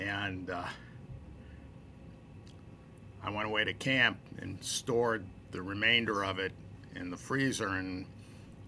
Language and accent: English; Providence, Rhode Island, United States; I grew up in Providence, a few blocks from the football stadium.